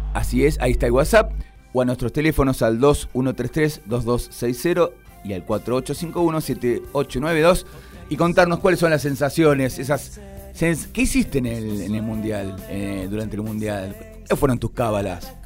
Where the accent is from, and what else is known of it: Argentina